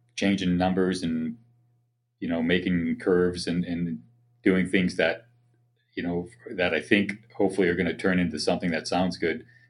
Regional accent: Boston, Massachusetts, United States; moved away; I grew up in the Boston area

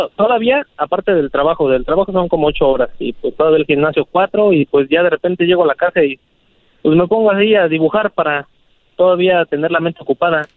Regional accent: Mexico City, Mexico; now in Arvin, United States; yo soy de la Ciudad de México

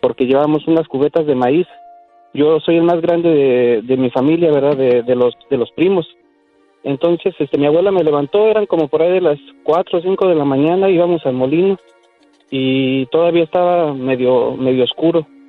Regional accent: State of Mexico, Mexico; born or raised there

